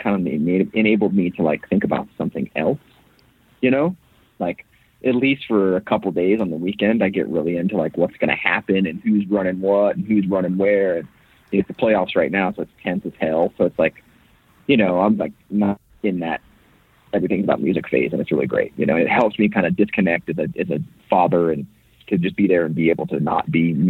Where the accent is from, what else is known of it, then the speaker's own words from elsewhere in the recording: Florida, United States; So I was, my generation was the first generation born in Florida.